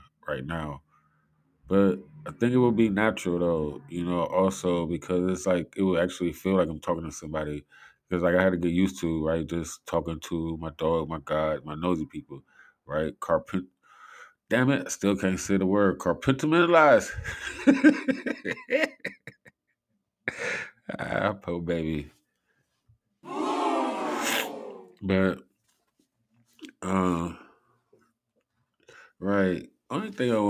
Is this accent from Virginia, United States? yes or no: no; Cleveland, Ohio, United States; I'm from Cleveland